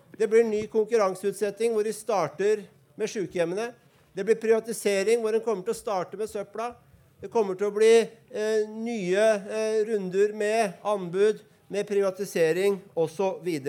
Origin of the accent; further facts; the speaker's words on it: Oslo, Norway; jeg er fra Bøler, så jeg har eh, et uh, vulgært språk